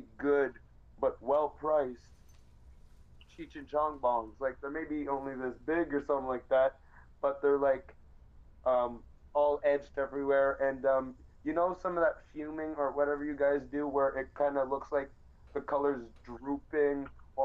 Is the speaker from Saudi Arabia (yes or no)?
no; Canada; I'm really Canadian